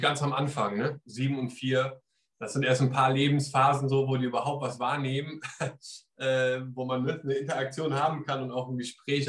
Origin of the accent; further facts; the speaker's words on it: Germany; now in England; ich komme aus Deutschland